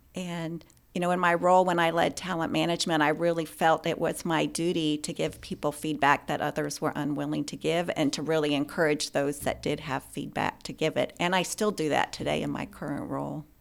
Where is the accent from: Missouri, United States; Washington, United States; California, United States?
Washington, United States; Spokane; moved away as an adult; also born or lived in Klamath Falls, Oregon / Wyoming / Louisiana / Texas; grew up in Oregon and Washington, and primarily grew up in Spokane, Washington.